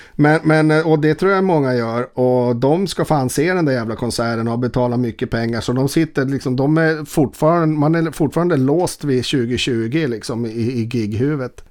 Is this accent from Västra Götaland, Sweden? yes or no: no; Boden, Norrbotten County, Sweden; moved away; also born or lived in Stockholm; jag är eh, alltså, från Boden